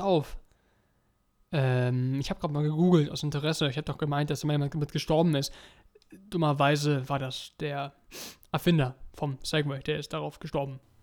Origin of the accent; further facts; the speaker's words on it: Germany; Bei uns in Deutschland